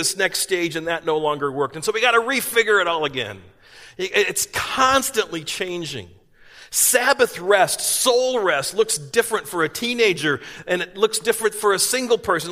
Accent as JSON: {"language": "English", "region": "East Coast", "country": "United States", "tie": "born or raised there", "moved": "yes", "said": "I grew up in the East Coast"}